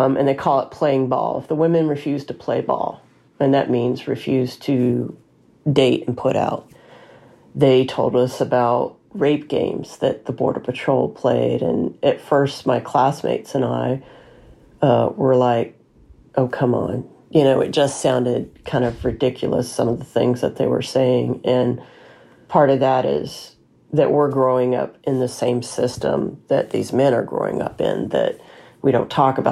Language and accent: English; Alabama, United States; moved away as an adult; also born or lived in California; I was raised in Alabama